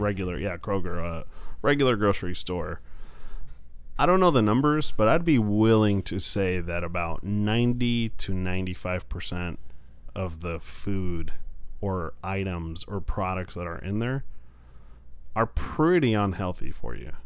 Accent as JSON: {"language": "English", "country": "Mexico", "tie": "born or raised there", "moved": "yes", "lives_now": "United States", "said": "I'm from Mexico, grew up there, and now I live in the U.S."}